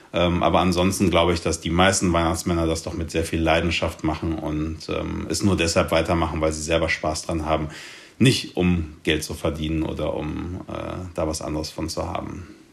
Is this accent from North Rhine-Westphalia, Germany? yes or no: yes; Cologne, North Rhine-Westphalia, Germany; ich komme ja aus Köln